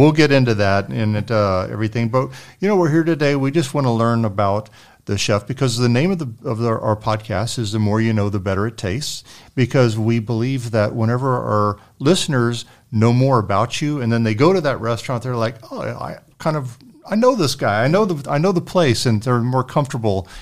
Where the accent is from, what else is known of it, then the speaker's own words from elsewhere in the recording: San Antonio, Texas, United States; we're all from San Antonio, born and raised